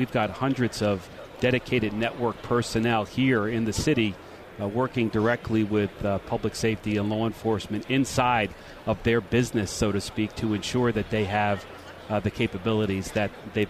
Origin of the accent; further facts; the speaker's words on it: Maryland, United States; I'm a Maryland guy